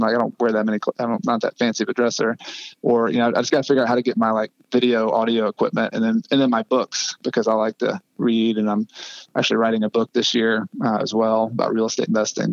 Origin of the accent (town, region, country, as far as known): United States; also born or lived in Ecuador